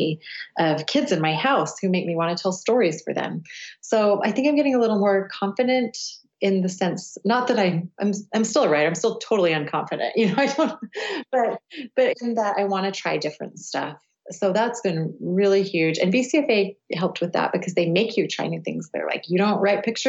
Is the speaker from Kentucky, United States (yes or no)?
no; Cedar City, Utah, United States; also born or lived in London / upstate New York / Provo, Utah; I grew up in rural southern Utah. We have a small university in my hometown, which is Cedar City